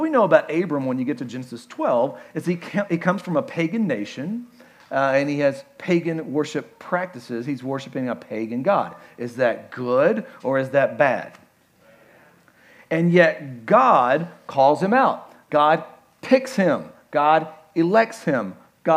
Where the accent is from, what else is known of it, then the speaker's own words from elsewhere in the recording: Kentucky, United States; I'm from Kentucky